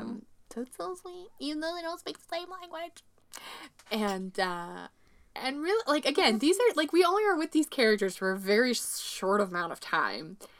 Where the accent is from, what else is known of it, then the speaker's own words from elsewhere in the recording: Midwest, United States; an American woman from the Midwest